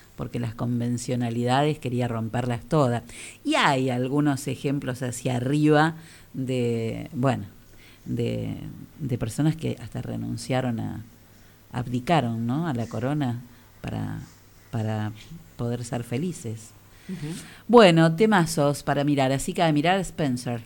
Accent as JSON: {"language": "Spanish", "town": "General Villegas", "region": "Buenos Aires Province", "country": "Argentina", "said": "soy de Villegas, no soy porteño."}